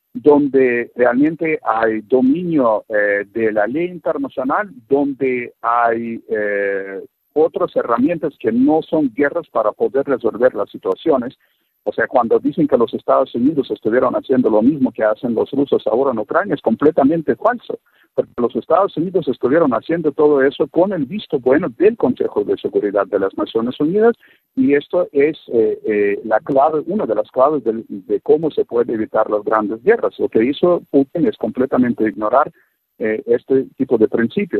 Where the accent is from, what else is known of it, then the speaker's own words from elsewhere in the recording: Russia; moved away; un ruso viviendo fuera de Rusia muchos años